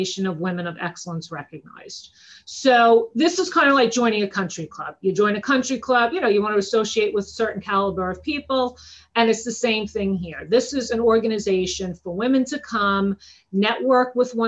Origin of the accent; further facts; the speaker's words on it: Long Island, New York, United States; I'm from Long Island, New York. I'm sure you could tell from the accent